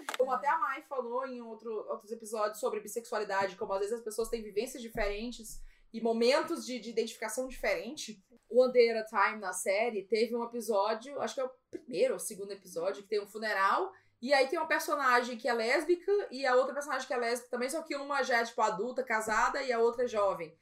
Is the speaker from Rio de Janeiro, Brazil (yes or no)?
no; Maranhão, Brazil; como nordestina, como alguém do Maranhão, como alguém que tem o sotaque que eu tenho